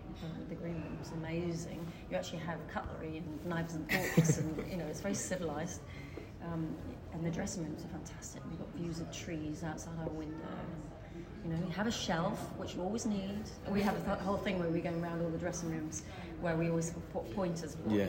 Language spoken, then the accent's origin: English; Dartford, South East England, United Kingdom; born or raised there